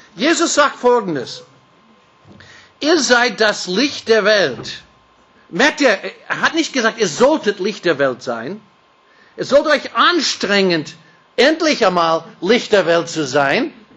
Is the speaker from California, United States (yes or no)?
yes; California, United States; German is a second language; now in Austria; ich bin, wie gesagt, ein gebürtiger Kalifornier, bin mit einer Deutsche verheiratet